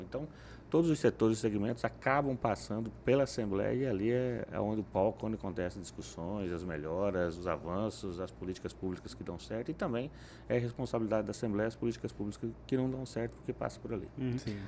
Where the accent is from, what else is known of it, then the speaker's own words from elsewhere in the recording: Paraná, Brazil; Família religiosa, o Paraná um todo era uma, uma tradição muito forte, né? Da família de origem italiana